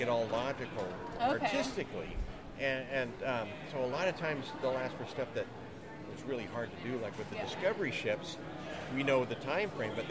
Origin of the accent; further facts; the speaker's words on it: Phoenix, Arizona, United States; I grew up here in Phoenix